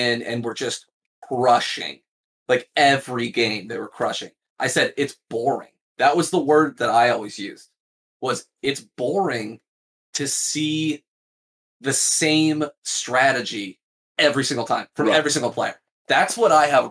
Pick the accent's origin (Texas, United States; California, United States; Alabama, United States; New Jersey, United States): California, United States; I'm from California